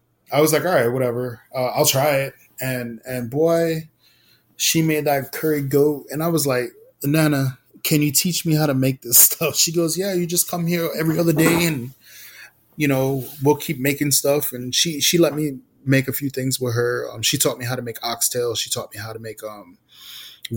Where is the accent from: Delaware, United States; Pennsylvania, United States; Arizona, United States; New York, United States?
New York, United States; New York City; I was born and raised in Brooklyn, New York, Puerto Rican. I lived in East Flatbush